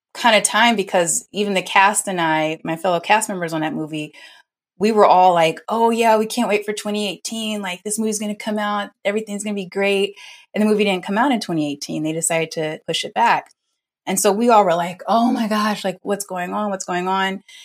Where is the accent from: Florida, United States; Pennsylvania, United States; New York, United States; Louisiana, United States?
Louisiana, United States; New Orleans; moved away as an adult; also born or lived in North Carolina; now in Los Angeles, United States; I'm originally from New Orleans and went to New Orleans Center for Creative Arts